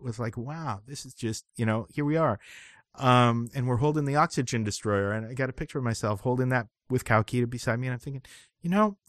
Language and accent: English; Vancouver, British Columbia, Canada; I'm from Vancouver, BC, and I also have webbed feet.